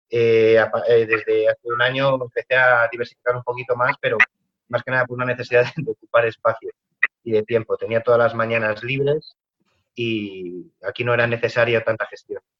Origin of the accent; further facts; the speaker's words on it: Madrid, Community of Madrid, Spain; now in Cuenca, Spain; pues sí, yo vengo, vengo de Madrid, me, iba, me iba a trasladar aquí a Cuenca